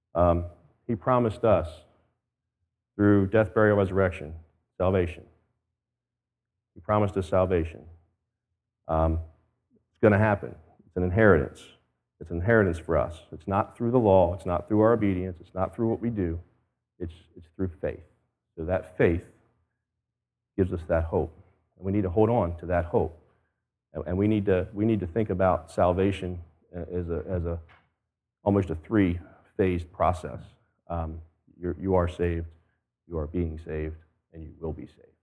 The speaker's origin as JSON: {"language": "English", "country": "United States", "said": "I as an American"}